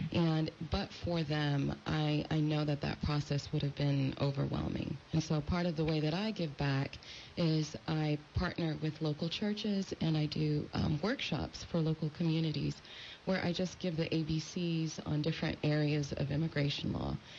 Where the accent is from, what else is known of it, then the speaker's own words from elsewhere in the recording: California, United States; also born or lived in France; now in Washington, United States; they immigrated to the United States where I grew up, and I grew up in California